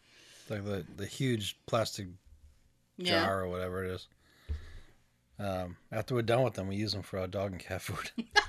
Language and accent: English; Boston, Massachusetts, United States; accent: Boston